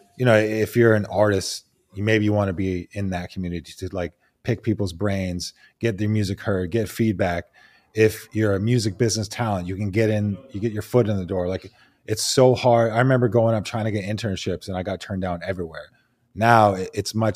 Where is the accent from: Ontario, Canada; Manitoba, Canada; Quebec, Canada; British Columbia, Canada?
British Columbia, Canada; Vancouver; I grew up in Vancouver, Canada